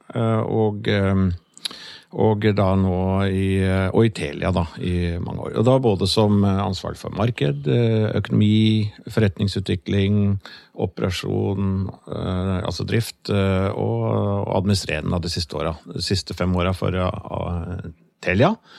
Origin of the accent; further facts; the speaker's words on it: Norway; jeg kommer jo da fra Yttingfoss, eh, vokste opp på gård